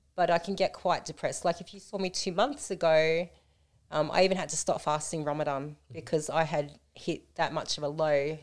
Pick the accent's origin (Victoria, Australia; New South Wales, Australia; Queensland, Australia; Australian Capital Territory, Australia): Victoria, Australia; Melton; I grew up in Melton